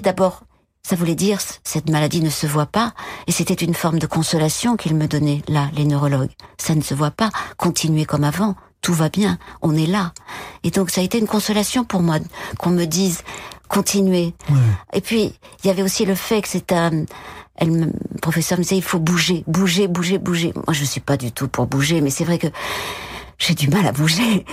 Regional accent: Bordeaux, Nouvelle-Aquitaine, France; moved away; also born or lived in Paris; Je suis née à Bordeaux

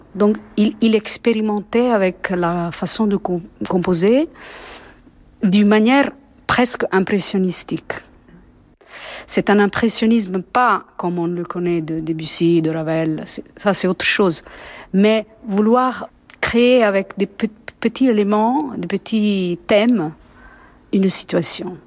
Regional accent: Italy; French is a second language; je suis italienne

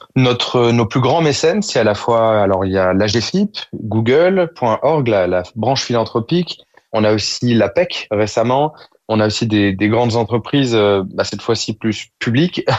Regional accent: Évry-Courcouronnes, Île-de-France, France; Nous-mêmes venions de banlieue avec Monira on est originaire d'Evry-Courcouronne.

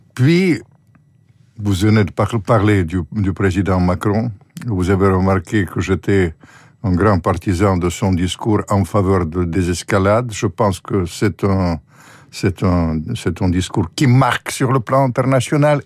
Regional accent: Ukraine; moi je suis ukrainien

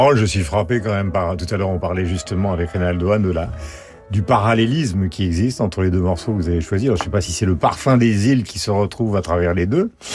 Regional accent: Belle-Île-en-Mer, Brittany, France; qui ai passé une grande partie de mon enfance à Belle-Île-en-Mer

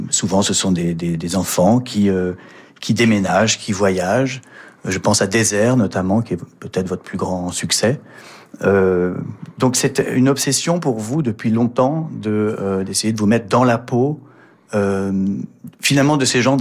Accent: Nice, Provence-Alpes-Côte d'Azur, France; also born or lived in Mauritius; je suis niçois, et profondément niçois.

